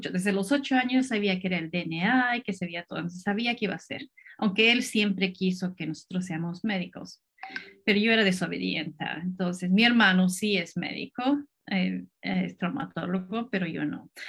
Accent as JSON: {"language": "Spanish", "region": "Cusco", "country": "Peru", "said": "Yo en realidad soy cusqueña, yo estudié eh, biología en, en, la Universidad de Cusco"}